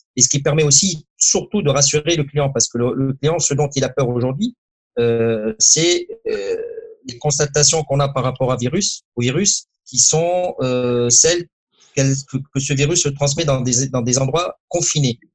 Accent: Morocco; je suis très fier de, de ce qui s'est passé dans mon pays natal

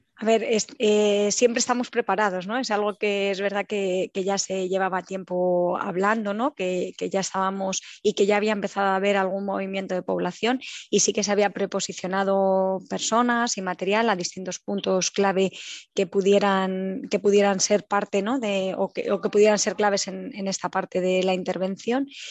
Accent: Ávila, Castile and León, Spain; moved away as an adult; now in Warsaw, Poland; nací en Ávila

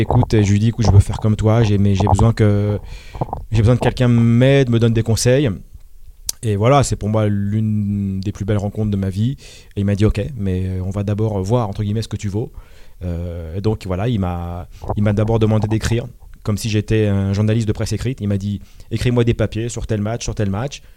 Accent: Malakoff, Île-de-France, France; also born or lived in Paris; Je suis né à Paris. J'ai grandi dans les Hauts-de-Seine à Malakoff

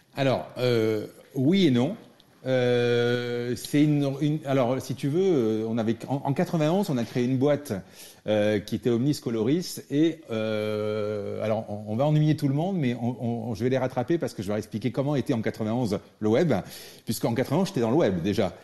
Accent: France; je suis français

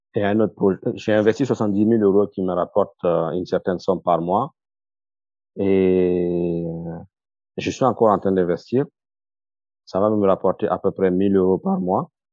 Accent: Burkina Faso; moved away; j'avais prévu de rentrer au Burkina, comme je l'ai dit, en 2015

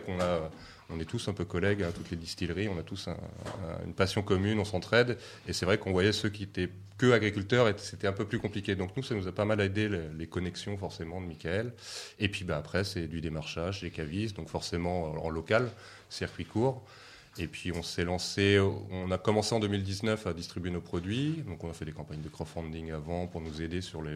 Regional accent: Seine-et-Marne, Île-de-France, France; Moi, j'ai grandi en Seine-et-Marne aussi, au milieu des champs de blé de betterave.

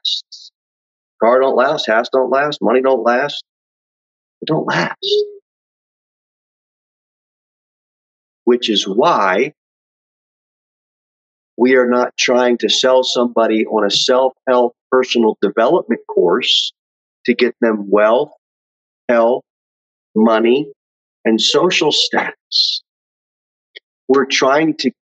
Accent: United States; We're just Americans.

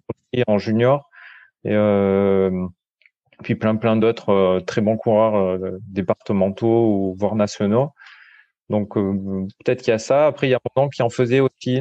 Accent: Paillon valley, hinterland of Nice, Provence-Alpes-Côte d'Azur, France; now in Mougins, France; je suis originaire de la vallée du Paillon. C'est une vallée qui est euh, dans l'arrière-pays niçois

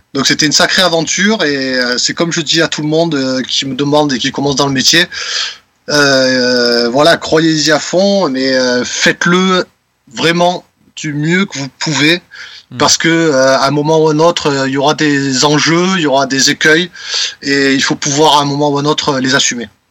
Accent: Marseille, Provence-Alpes-Côte d'Azur, France; En tant que petit Marseillais, voilà, qui, qui, qui fait du métal

